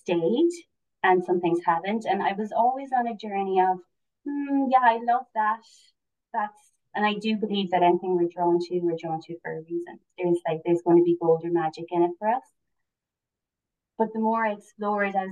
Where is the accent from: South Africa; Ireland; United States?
Ireland; Cork, Munster; So I'm from Cork originally and now I'm living in East Cork.